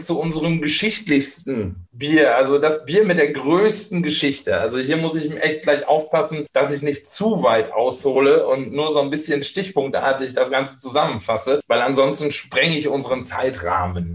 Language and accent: German; Steinfurt, North Rhine-Westphalia, Germany; ich bin aufgewachsen in der Nähe von Münster, in, in Steinfurt heißt es heute. Früher sagte man noch Borkhorst